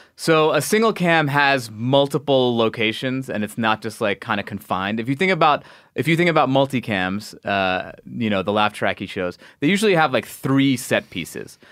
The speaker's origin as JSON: {"language": "English", "region": "New York", "country": "United States", "tie": "born or raised there", "said": "I was born in New York"}